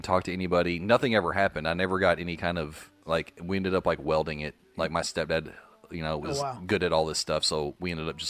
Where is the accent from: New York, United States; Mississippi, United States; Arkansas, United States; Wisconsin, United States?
Arkansas, United States; Paragould; also born or lived in Little Rock, Arkansas; I lived in Little Rock. And I came up to Paragould, my hometown, to visit my parents.